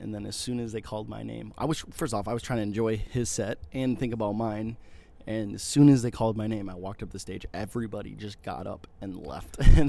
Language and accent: English; Germantown, Wisconsin, United States; also born or lived in Milwaukee, Wisconsin / Minneapolis, Minnesota; Yeah, I'm from the Milwaukee area. Parents are divorced, so I lived in the east side of Milwaukee, and then I also grew up mainly in Germantown.